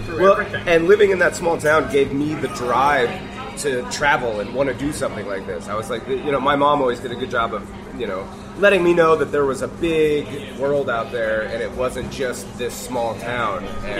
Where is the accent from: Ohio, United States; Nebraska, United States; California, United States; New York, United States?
Nebraska, United States; Imperial; I grew up in an incredibly isolated small town in the middle of nowhere, Nebraska. A little town called Imperial. It was, like, 2,000 people. There are no stoplights. It was an hour drive to the nearest Walmart.